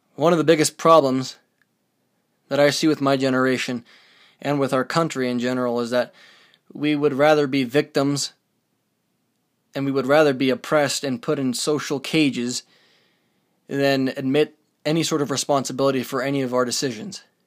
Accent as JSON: {"language": "English", "country": "United States"}